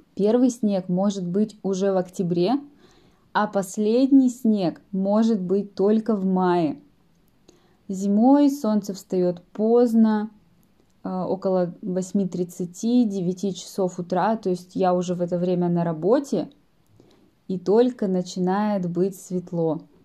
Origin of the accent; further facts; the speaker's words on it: Yekaterinburg, Sverdlovsk Oblast, Russia; мой родной город – Екатеринбург